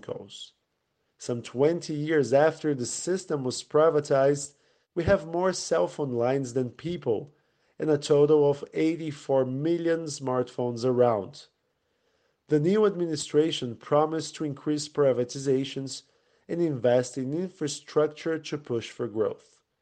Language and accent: English; Brazil; growing up in Brazil during the nineties